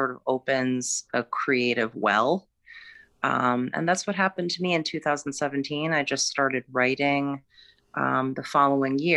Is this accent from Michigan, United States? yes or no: yes; Michigan, United States; moved away as an adult; also born or lived in Massachusetts; now in Connecticut, United States; I grew up in Michigan. And I live in Connecticut now